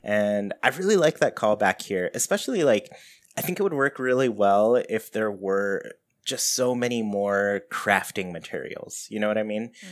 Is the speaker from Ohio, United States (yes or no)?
no; Southern California, United States; I'm from Southern California